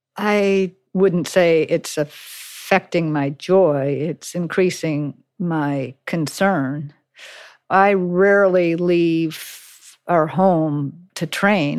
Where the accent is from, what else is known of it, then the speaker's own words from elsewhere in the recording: Cape Elizabeth, Maine, United States; my hometown of Cape Elizabeth